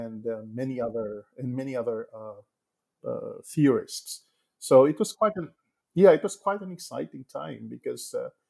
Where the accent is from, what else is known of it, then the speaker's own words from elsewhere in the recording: Negros Occidental, Western Visayas, Philippines; even as a young boy living and growing up in Negros Occidental, where I grew up in a small sugar mill.